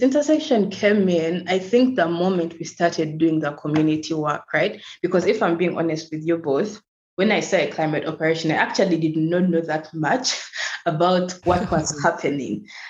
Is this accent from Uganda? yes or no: yes; Uganda; also born or lived in Kampala; I'm from Uganda and I currently live in Uganda, in Kampala